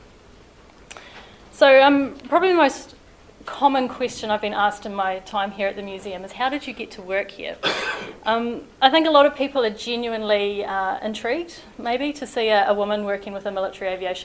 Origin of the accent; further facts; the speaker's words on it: Invercargill, Southland, New Zealand; now in Christchurch, New Zealand; Warbirds Over Wanaka was a fixture of my childhood growing up in Invercargill